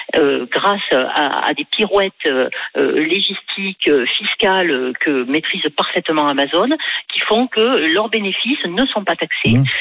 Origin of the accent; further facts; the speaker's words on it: France; je suis française